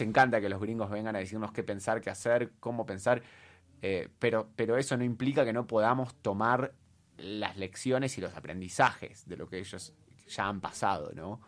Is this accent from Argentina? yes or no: yes; Argentina; yo soy argentina, obviamente, para los que no se dieron cuenta por el acento. Eh, me eduqué en Argentina